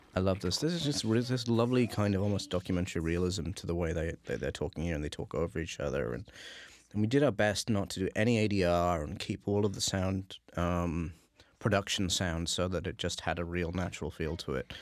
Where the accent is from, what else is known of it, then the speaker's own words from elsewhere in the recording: England, United Kingdom; being from England